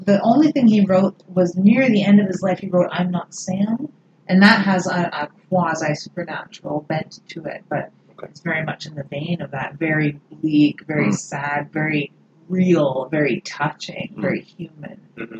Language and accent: English; Canada